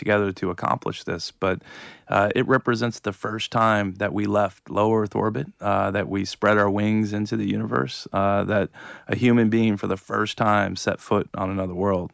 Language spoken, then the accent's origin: English; Ohio, United States; I did grow up in the same part of the world as Neil Armstrong and John Glenn and the Wright brothers